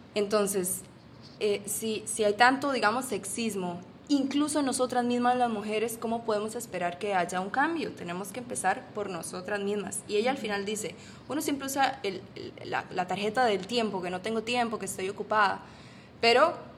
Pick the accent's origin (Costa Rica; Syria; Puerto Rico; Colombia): Costa Rica; moved away as an adult; now in Panama; soy de Costa Rica